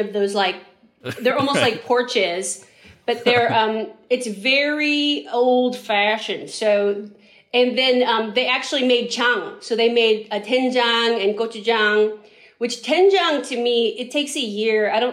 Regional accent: San Francisco, California, United States; we grew up in San Francisco

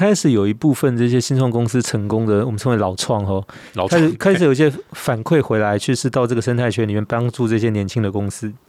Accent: Taiwan; 我们台湾人，我们台语讲的真好。

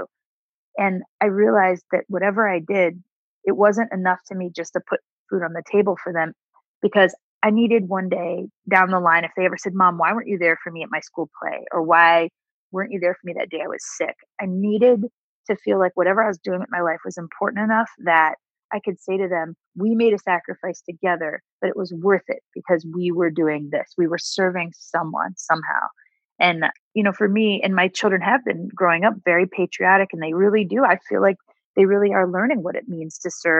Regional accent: Ohio, United States; moved away as an adult; also born or lived in New York; fundamental values I grew up with in Ohio, being raised by my down-to-earth family

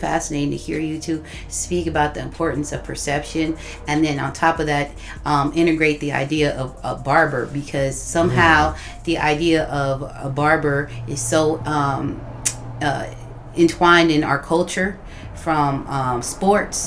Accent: Oakland, California, United States; I'm from Oakland, California, too.

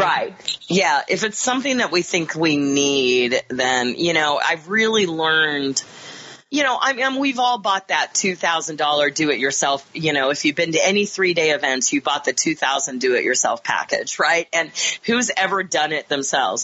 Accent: Kansas, United States; moved away; also born or lived in Chicago; I grew up in Kansas

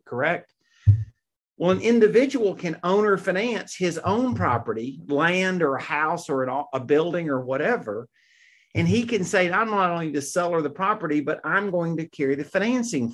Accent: Mississippi, United States; I grew up in Mississippi

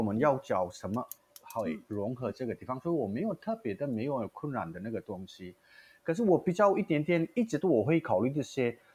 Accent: India; Chinese is a second language; moved away as an adult; also born or lived in Singapore; now in Taiwan; 我的家乡就曼尼布

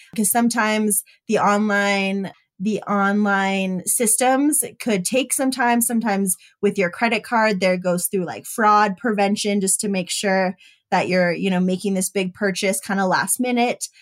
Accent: Denver area, Colorado, United States; moved away as an adult; also born or lived in San Francisco; stay in my hometown

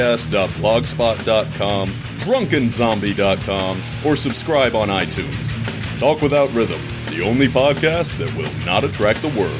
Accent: Arizona, United States; moved away; I spent part of my childhood growing up in Arizona.

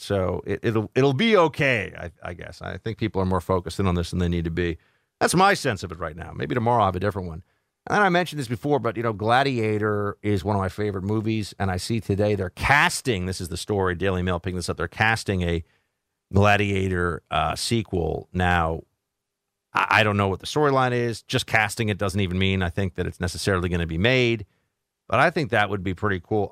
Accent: New York, United States; also born or lived in Florida; I'm from New York

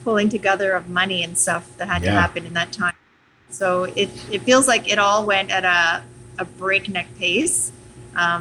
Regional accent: Montreal, Quebec, Canada; now in Uxbridge, Canada; I grew up in Montreal

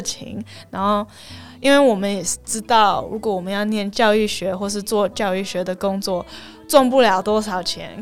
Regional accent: Canada; Chinese is a second language; moved away as an adult; also born or lived in Taiwan / Toronto, Canada; now in Helsinki, Finland; 我是在加拿大长大的深的，然后长大的台湾人。然后我大学我是念经济系，在多伦多大学，然后后来我又回来台湾一年来教英文，可是后来我就去芬兰去念研究所

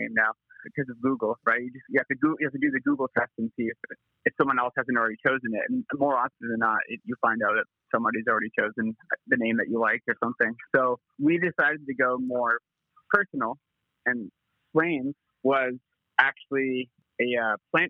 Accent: London, Ontario, Canada; now in Toronto, Canada; We're from Canada, more specifically London, Ontario, which is like a mid-sized city in Ontario, in the province. But we both reside in Toronto, Canada now.

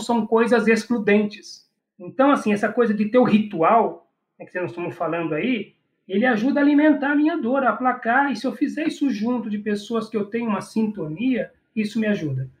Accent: Brazil; Eu, enquanto brasileiro

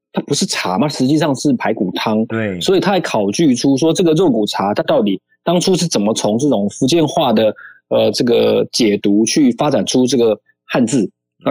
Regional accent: Pingtung, Pingtung County, Taiwan; 我从小是生长在屏东，虽然我是外省人

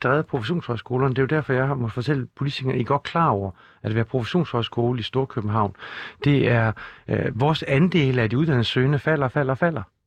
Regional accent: Skive, Central Denmark Region, Denmark; Skive, hvor jeg kommer fra

